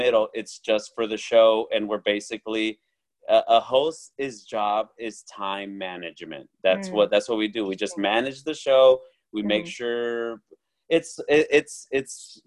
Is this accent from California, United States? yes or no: yes; Orange County, California, United States; my hometown